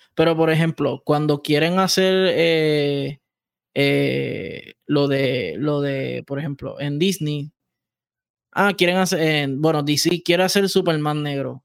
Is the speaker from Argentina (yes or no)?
no; Puerto Rico; por el territorio somos centroamericanos y caribe